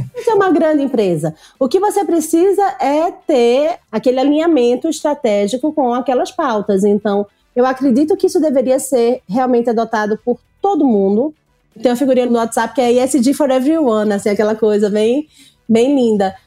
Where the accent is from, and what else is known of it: Northeast Region, Brazil; born or raised there